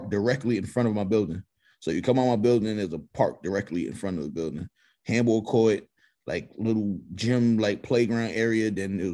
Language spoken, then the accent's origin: English; New York, United States; I'm from New York